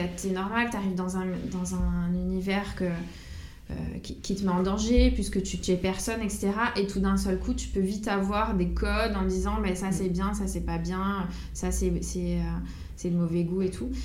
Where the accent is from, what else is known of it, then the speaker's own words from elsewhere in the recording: Corsica, France; moved away as an adult; quand je suis partie de Corse vers 19 ans, après tous les étés, je revenais chez moi